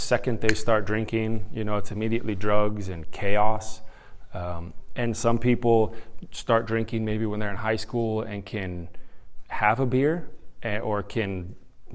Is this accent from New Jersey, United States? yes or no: no; Utah, United States; also born or lived in California / San Diego, California; now in Carrollton, United States; At the age of 10, we moved from California to Utah.